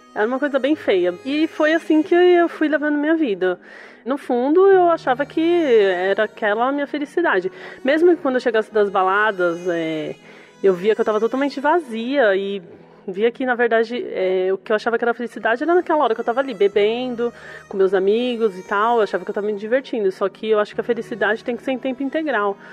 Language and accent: Portuguese; São Paulo, Brazil; eu sou do bairro de Itaquera